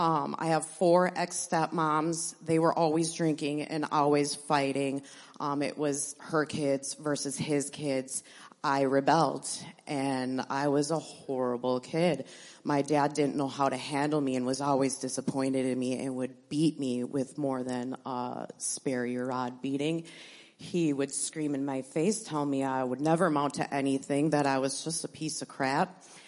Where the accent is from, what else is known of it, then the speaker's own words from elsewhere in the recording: Appleton, Wisconsin, United States; born there; I was born in Appleton to a family from Chilton and Stockbridge area.